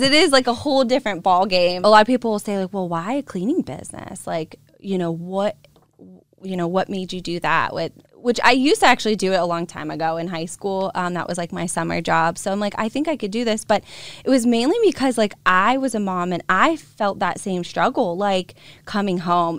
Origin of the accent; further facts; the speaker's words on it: Boardman, Ohio, United States; I was born and raised in Boardman, Ohio